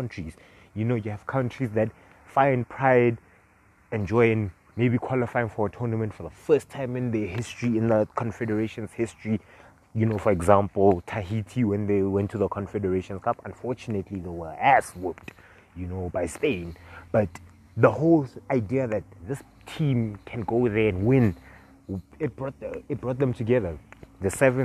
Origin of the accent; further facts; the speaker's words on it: South Africa; us as South African, you know, fans of like football